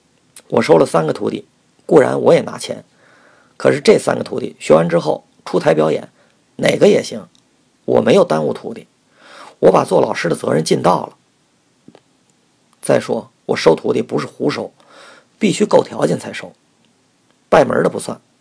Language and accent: Chinese; Beijing, China; now in Tianjin, China; 我是北京人，在这儿说话，你们听着是北京味儿，可是我在天津呢，待了少四十年了。